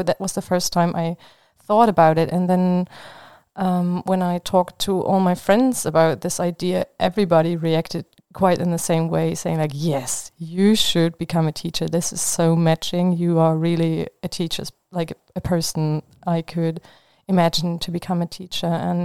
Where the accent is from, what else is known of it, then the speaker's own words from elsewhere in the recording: Leipzig, Saxony, Germany; English is a second language; now in Marburg, Germany; I come from Leipzig, a city in the east of Germany.